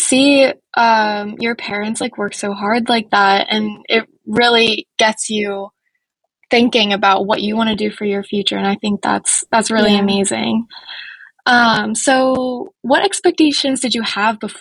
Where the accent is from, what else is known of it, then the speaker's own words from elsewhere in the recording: Philadelphia, Pennsylvania, United States; I grew up in Philadelphia